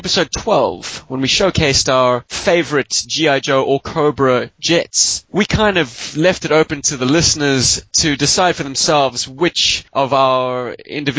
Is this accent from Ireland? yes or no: no; Cape Town, Western Cape, South Africa; moved away; also born or lived in Johannesburg; my Cape Town address